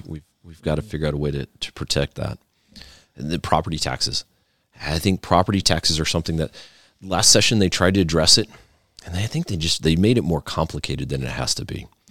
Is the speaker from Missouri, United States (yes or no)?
no; the Texas Panhandle, United States; also born or lived in Jack County, Texas; growing up in the Panhandle